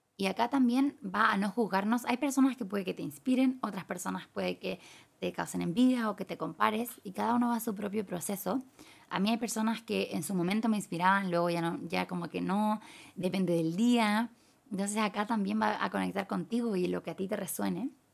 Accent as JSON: {"language": "Spanish", "country": "Chile", "moved": "as an adult", "lives_now": "Thailand", "said": "hace dos años me fui de Chile"}